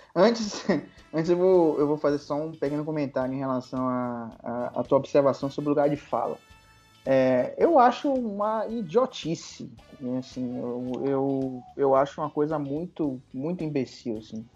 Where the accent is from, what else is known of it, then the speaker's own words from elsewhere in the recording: Salvador, Bahia, Brazil; now in Brasília, Brazil; eu nasci em Salvador, fui criado em Salvador amo minha cidade